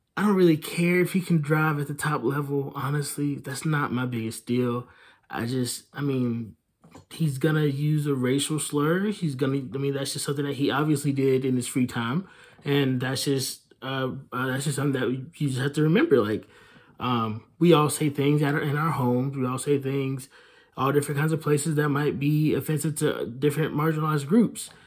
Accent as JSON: {"language": "English", "town": "Hickory", "region": "North Carolina", "country": "United States", "tie": "born or raised there", "said": "Dale Jarrett, who is from my hometown, lives a couple of miles away from me, because in Hickory, everybody lives a couple of miles away from everybody"}